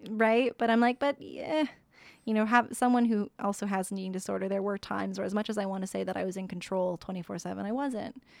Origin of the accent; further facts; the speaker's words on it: Sault Ste. Marie, Ontario, Canada; moved away; I came from Sault Ste. Marie